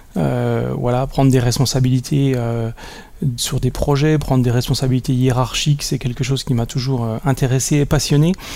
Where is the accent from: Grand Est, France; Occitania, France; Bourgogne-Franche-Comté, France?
Bourgogne-Franche-Comté, France; Besançon; je viens de Besançon, en Franche-Comté